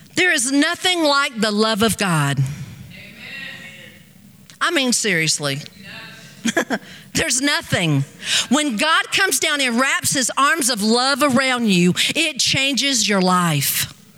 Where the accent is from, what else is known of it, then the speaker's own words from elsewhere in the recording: United States; I'm from America